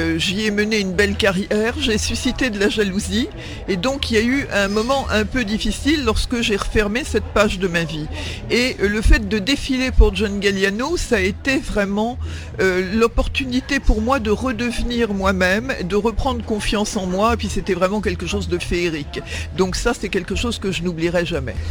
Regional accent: Neuilly-sur-Seine, Île-de-France, France; j'ai grandi euh, en France puisque je suis né à Neuilly-sur-Seine

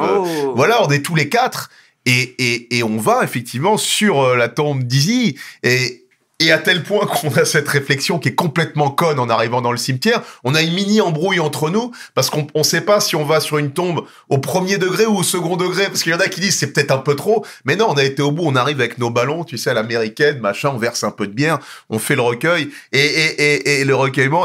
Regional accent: Nogent-sur-Marne, Île-de-France, France; j'ai grandi à Nogent-sur-Marne

